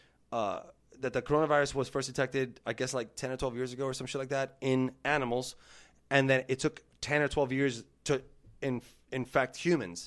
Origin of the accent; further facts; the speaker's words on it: Hialeah Gardens, Florida, United States; if you were born and raised in Hialeah Gardens, like myself